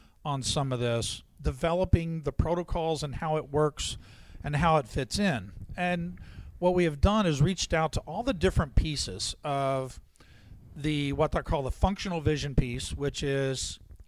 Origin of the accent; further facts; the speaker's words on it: Louisville, Kentucky, United States; I was born in Louisville